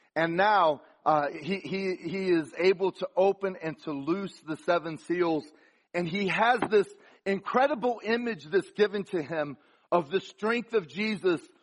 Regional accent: the South, United States; also born or lived in Florida; I'm from the South

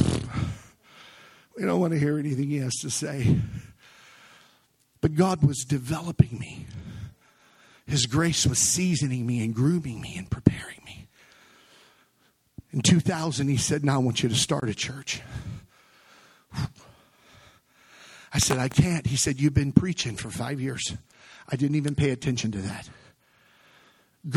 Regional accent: Missouri, United States; A broken young man born and raised in Missouri, come from a broken home

